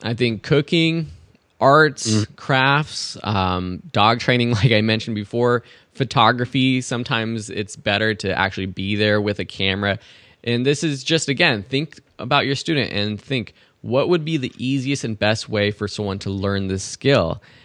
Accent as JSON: {"language": "English", "region": "Southern California", "country": "United States", "tie": "born or raised there", "said": "as a kid, I didn't travel really that much except for around California, Grand Canyon, those kind of T- typical close places from anyone for anyone growing up in SoCal"}